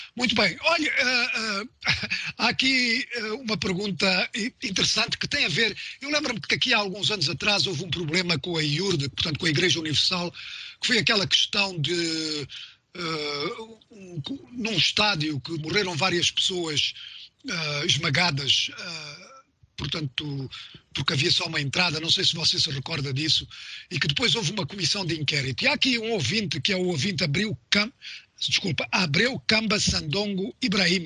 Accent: Mozambique; em Moçambique, uh, de onde eu sou

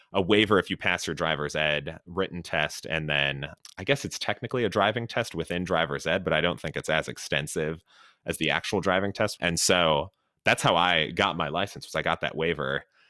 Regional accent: Chicago, Illinois, United States; moved away; also born or lived in Los Angeles / Miami; I grew up in Chicago, and so drove around the Windy City and all the fun Chicago suburbs

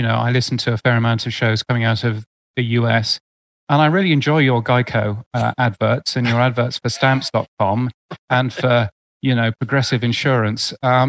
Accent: United Kingdom; moved away as an adult; also born or lived in Canada / United States; now in Australia; I as a Brit

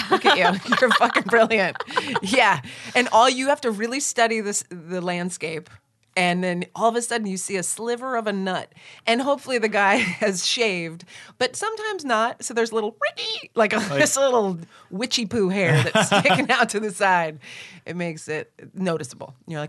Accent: Los Angeles, California, United States; So I grew up, my mom lived in Santa Monica at a hotel. We lived in a hotel room together. And my dad lived with his wife on Waring Avenue in the Fairfax District.

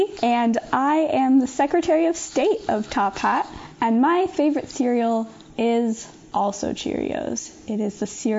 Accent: Southeast, United States; I am from the Southeast and I've been here all my life.

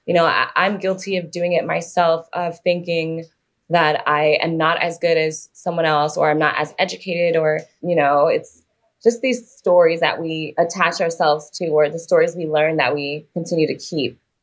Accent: New York City, New York, United States; growing up in New York

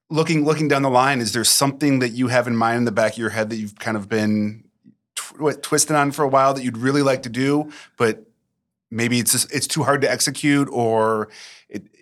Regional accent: Detroit, Michigan, United States; I'm from Detroit to Los Angeles. So we've I've seen all the country, been to all 50 states

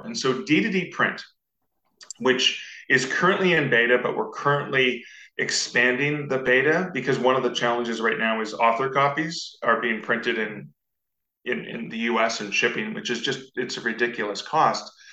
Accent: Canada; I'm Canadian, uh, so I'm just north of the US

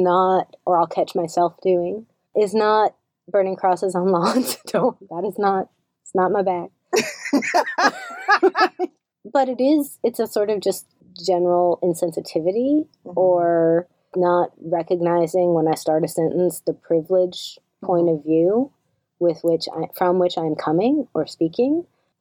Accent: the South, United States; moved away; also born or lived in the Midwest; I am a white Southerner.

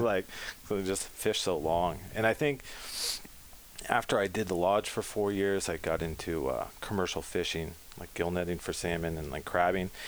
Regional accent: Pacifica, California, United States; blessed to be born in Pacifica

